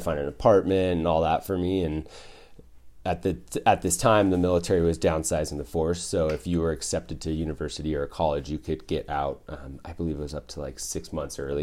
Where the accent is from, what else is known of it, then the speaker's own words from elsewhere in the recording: Hayden, Idaho, United States; moved away as an adult; also born or lived in Portland, Oregon / Boise, Idaho; now in Bend, United States; I was born in Portland. I grew up in, uh, North Idaho